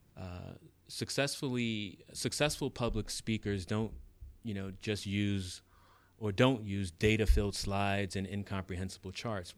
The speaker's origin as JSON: {"language": "English", "town": "New York City", "region": "New York", "country": "United States", "tie": "born or raised there", "said": "that kid growing up in the South Bronx, um, who didn't have anything"}